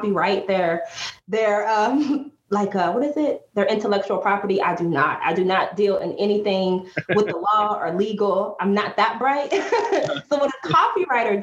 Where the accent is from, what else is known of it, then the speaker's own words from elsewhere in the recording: Atlanta, Georgia, United States; moved away as an adult; also born or lived in San Diego, California / Washington, District of Columbia, United States; I moved back home to home base. I'm originally from Atlanta